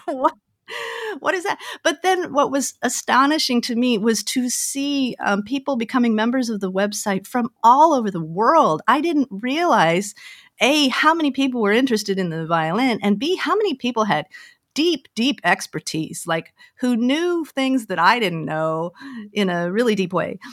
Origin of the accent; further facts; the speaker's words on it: Denver, Colorado, United States; moved away as an adult; also born or lived in Omaha / Pasadena; I grew up in Denver, Colorado